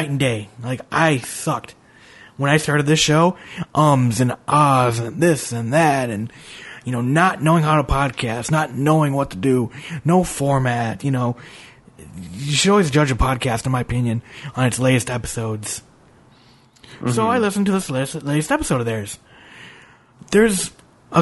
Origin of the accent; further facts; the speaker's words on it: Minneapolis, Minnesota, United States; now in North Carolina, United States; I'm from Minneapolis originally.